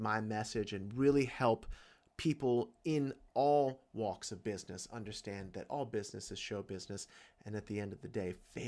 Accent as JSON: {"language": "English", "region": "Georgia", "country": "United States", "tie": "born or raised there", "said": "I was born in Georgia"}